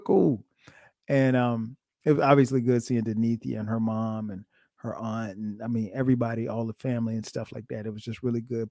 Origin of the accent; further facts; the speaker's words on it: Florence, South Carolina, United States; moved away as an adult; now in Atlanta, United States; we grew up together in Florence.